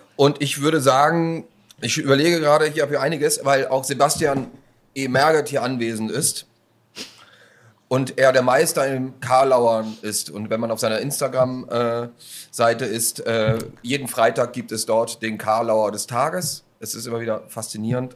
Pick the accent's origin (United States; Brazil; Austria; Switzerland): Austria; moved away; also born or lived in Bremerhaven; aus meinem Heimatland